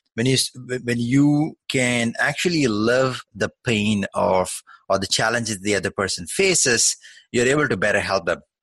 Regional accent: Canada; also born or lived in Toronto; I am a fellow Canadian myself. I'm based in Toronto

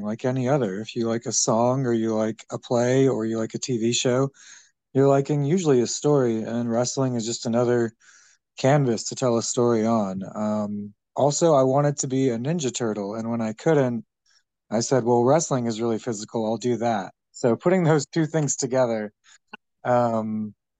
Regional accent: Atlanta, Georgia, United States; I was born in Atlanta

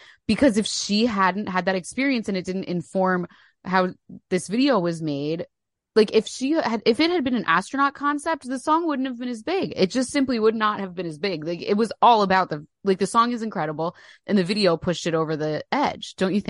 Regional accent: New Jersey, United States; Yeah, we're both from New Jersey.

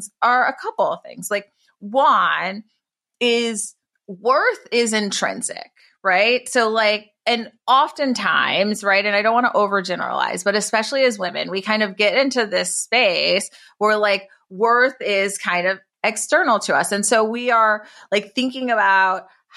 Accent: Detroit, Michigan, United States; now in San Francisco, United States; I grew up in Detroit from my mother as a teenage mom. And like now I live like in San Francisco

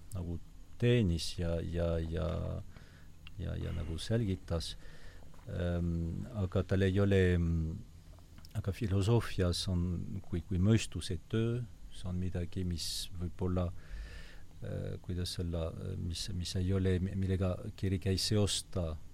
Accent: Basque Country, Nouvelle-Aquitaine, France; Estonian is a second language; moved away as an adult; also born or lived in Paris, France / Rome, Italy; now in Estonia; ma olen sündinud äh, Lõuna-Prantsusmaal, Baskimaal

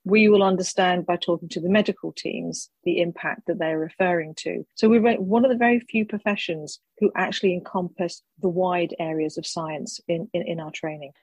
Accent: United Kingdom; being a Brit

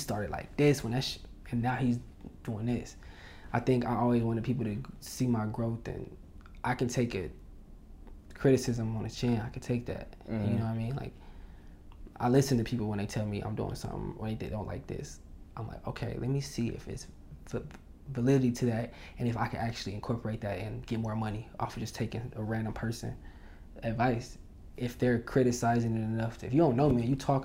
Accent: Indiana, United States; moved away as an adult; now in Los Angeles, United States; I went to Indiana

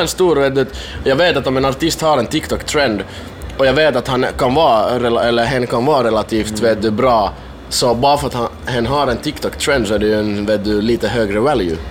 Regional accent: Finland; Min hemstad är typ 70 kilometer ifrån

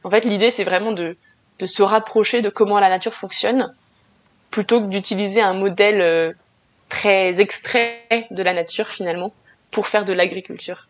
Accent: France; chez nous en France

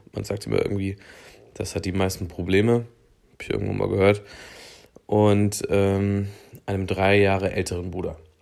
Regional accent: Thuringia, Germany; Ich komme aus äh, Thüringen, wer hätte es gedacht, ähm, und bin aufgewachsen in einem äh, kleinen Örtchen in einer Kleinstadt an der Grenze zu Bayern.

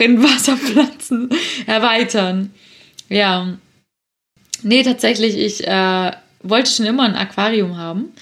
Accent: Swabia, Baden-Württemberg, Germany; accent: Swabian; bin ich eine stolze Schwäbin und ich komme auch schwätzen

